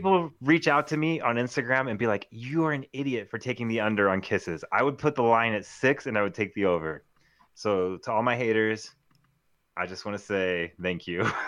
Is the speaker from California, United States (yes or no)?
yes; Clovis, California, United States; I'm from Clovis, California